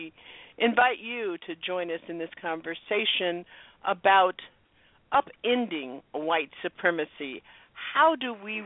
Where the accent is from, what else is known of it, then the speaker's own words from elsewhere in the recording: the South, United States; I grew up in Jim Crow South